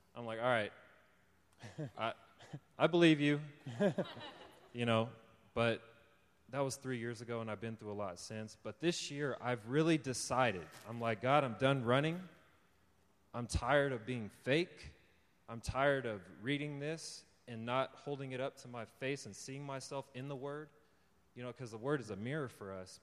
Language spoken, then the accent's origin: English; California, United States; also born or lived in Texas / Oklahoma; came to California when I was seven years old. And I've lived here ever since.